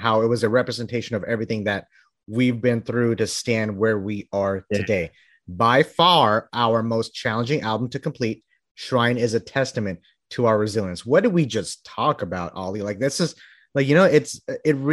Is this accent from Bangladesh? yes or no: yes; Bangladesh; now in Texas, United States; I'm from Bangladesh